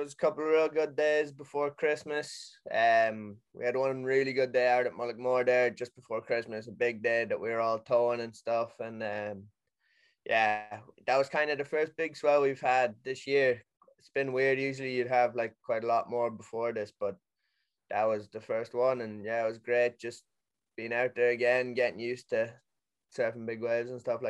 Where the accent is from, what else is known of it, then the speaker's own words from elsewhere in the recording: Sligo, Connacht, Ireland; Pretty much I'm from Sligo in Ireland. Growing up here my whole life